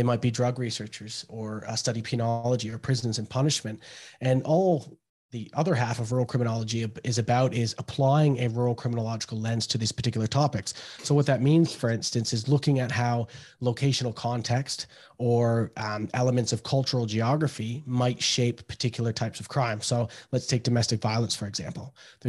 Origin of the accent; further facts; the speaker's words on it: Canada; Yeah, well, trick-or-treating, obviously. Everyone wants candy, and trick-or-treating is the big deal, picking your outfit for that year.